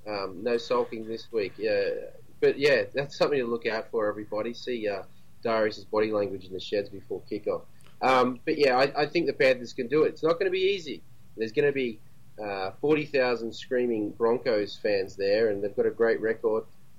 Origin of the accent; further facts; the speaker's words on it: Queensland, Australia; Try being a kid growing up in Queensland, going for Manly, starting school in 1988